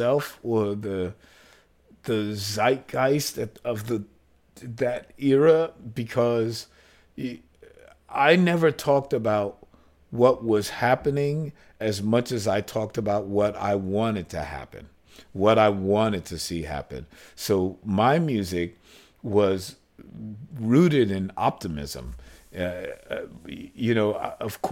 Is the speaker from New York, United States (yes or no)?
yes; New York City, New York, United States; not only did my parents have tons of gay friends, but I'm from Greenwich Village